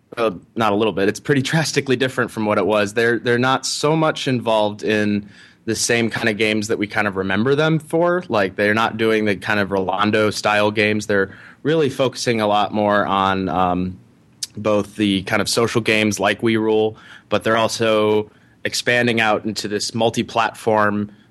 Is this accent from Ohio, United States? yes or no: yes; Ohio, United States; Sure. So I grew up in Ohio.